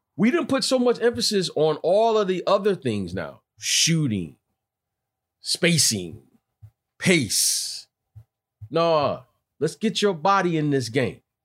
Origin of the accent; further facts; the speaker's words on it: Detroit, Michigan, United States; my growing up in Detroit